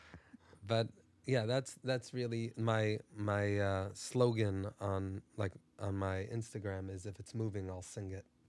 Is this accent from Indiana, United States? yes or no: no; Brooklyn, New York, United States; born and raised in Brooklyn, New York.